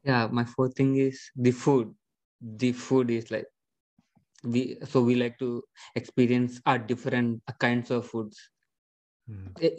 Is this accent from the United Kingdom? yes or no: no; India; moved away as an adult; now in United States; I'm also an international student. I am from India and now I am in US